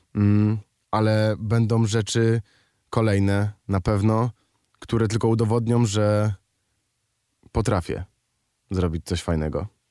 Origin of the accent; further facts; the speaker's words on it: Kraków, Lesser Poland, Poland; Ja jestem z Krakowa